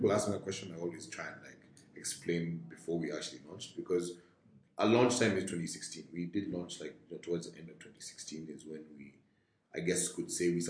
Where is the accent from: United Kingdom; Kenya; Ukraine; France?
Kenya; born or raised there